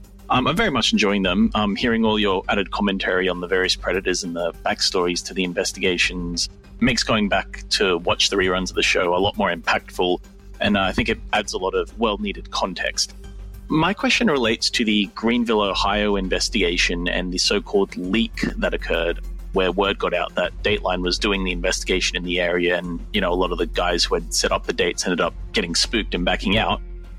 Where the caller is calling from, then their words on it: Sydney, New South Wales, Australia; I'm a listener from Sydney, Australia.